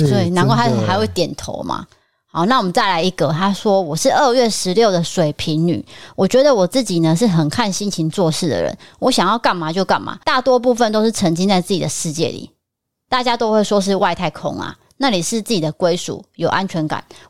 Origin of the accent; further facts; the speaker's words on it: Tainan, Taiwan; D K D 嫂选我，我也是台南人，同乡哎、欸。